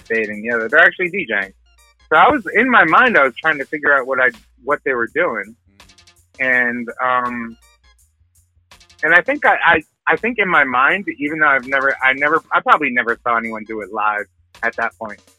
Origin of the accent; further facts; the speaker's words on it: northern New Jersey, United States; also born or lived in Dallas, Texas / Ireland (ancestry); I was born in Dallas, Texas. My my family hails from my you know my ancestors hail from uh, from Ireland, so I'm Irish, mm. Irish American. Mm. Um, I, but I I grew up from four years old in northern New Jersey